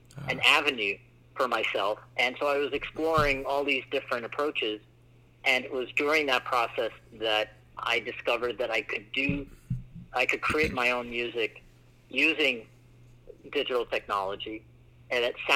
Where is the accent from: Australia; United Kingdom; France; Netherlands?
United Kingdom; England; now in United States; I immigrated from England. I was born there and then I moved here, but I was raised in a Muslim household from India